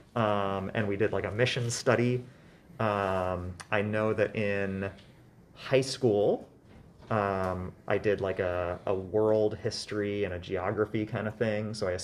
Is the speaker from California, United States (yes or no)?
yes; Oakland, California, United States; now in Novato, United States; I grew up in Oakland, so I am a California native, although I'm a California native from immigrant parents